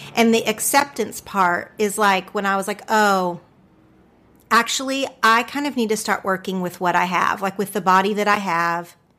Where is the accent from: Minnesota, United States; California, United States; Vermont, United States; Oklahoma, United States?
Oklahoma, United States; accent: Oklahoma; now in Los Angeles, United States; my Oklahoma accent